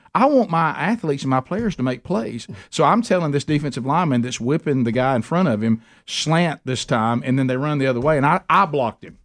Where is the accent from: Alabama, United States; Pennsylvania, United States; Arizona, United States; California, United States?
Alabama, United States; Birmingham; we're from Birmingham, Alabama